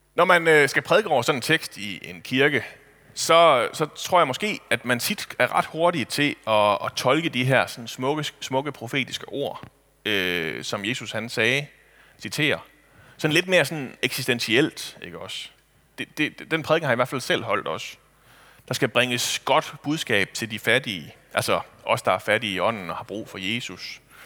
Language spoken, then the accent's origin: Danish; Kibæk, Central Denmark Region, Denmark; hjemme i Kibæk